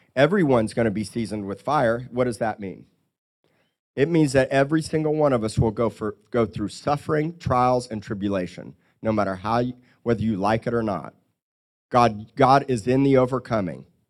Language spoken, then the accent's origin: English; Miami, Florida, United States; Growing up by the ocean and growing up in Miami and here